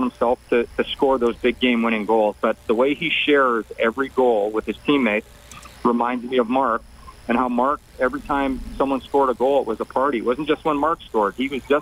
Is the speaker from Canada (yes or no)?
yes; Canada; as a Canadian